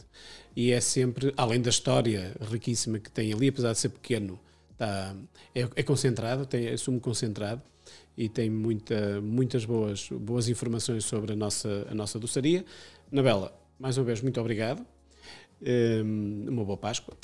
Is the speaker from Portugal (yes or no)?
yes; Amarante, Porto District, Portugal; sou de, de Amarante